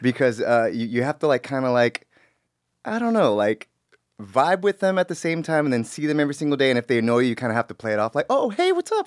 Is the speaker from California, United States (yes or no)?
yes; Los Angeles, California, United States; also born or lived in Bellflower / Paramount / Compton; I was born in, in, uh, in Bellflower, but I was raised in, like, Wilmington, Paramount, Compton